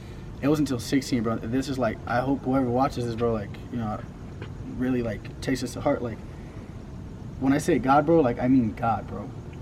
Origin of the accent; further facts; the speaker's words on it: Los Angeles, California, United States; And growing up, you know, I grew up in South Central LA.